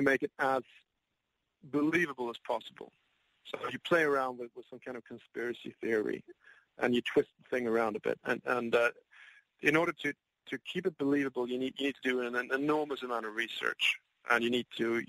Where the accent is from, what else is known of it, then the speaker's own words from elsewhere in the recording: England, United Kingdom; also born or lived in United States; now in Sweden; I was born in Sweden. I was raised in the United Kingdom. I've lived in America